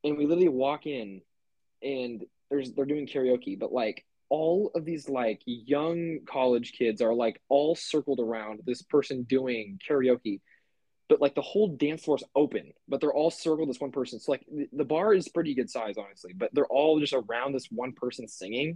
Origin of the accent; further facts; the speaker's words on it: Kansas, United States; I'm from Kansas